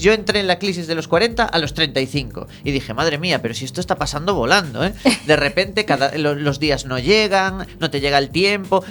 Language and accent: Spanish; Galicia, Spain; los gallegos, los cómicos gallegos como yo